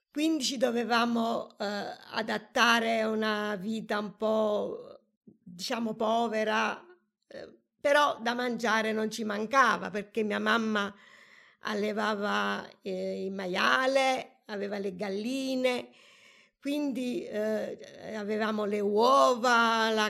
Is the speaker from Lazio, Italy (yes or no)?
yes; Atina, Lazio, Italy; born there; Sono nata da Tina, che è un piccolo paese tra le montagne della Ciociaria.